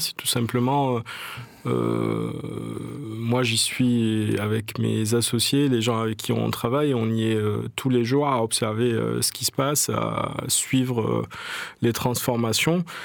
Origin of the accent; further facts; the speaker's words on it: Marseille, Provence-Alpes-Côte d'Azur, France; j'ai grandi à La Plaine. C'est un quartier que j'adore